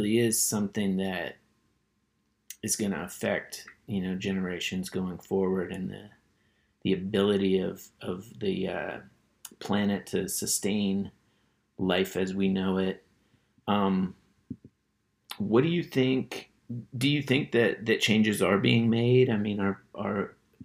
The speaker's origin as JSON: {"language": "English", "town": "Berkeley", "region": "California", "country": "United States", "tie": "born or raised there", "said": "when I was a kid, I grew up in Berkeley, California, and it's a very politically active town."}